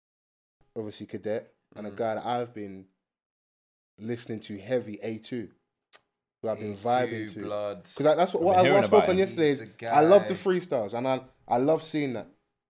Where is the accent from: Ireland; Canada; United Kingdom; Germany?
United Kingdom; London; We're from South London.